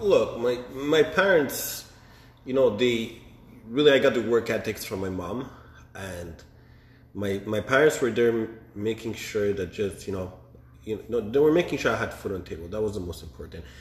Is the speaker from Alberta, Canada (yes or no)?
no; Montreal, Quebec, Canada; born and raised in Montreal